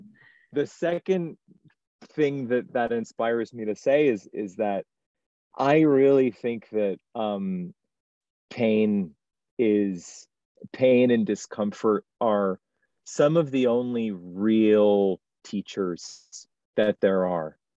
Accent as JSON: {"language": "English", "town": "Baltimore", "region": "Maryland", "country": "United States", "tie": "born or raised there", "also_born_or_lived": "New York City / Seoul", "moved": "as an adult", "lives_now": "Shanghai, China", "said": "starting as a dishwasher growing up in Baltimore"}